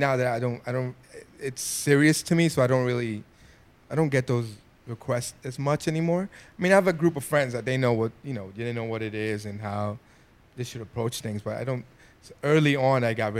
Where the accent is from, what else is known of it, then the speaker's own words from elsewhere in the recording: New York City, New York, United States; I'm a kid from the Bronx.